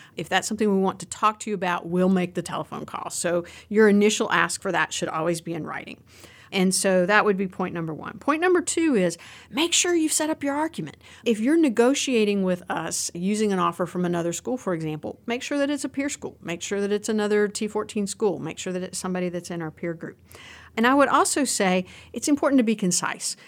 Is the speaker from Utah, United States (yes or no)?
no; Roanoke, Virginia, United States; accent: Southwestern Virginia; I am from Southwestern Virginia. For anybody who's hearing my accent on this, that's where the accent comes from. I'm from down near the Roanoke, Virginia area.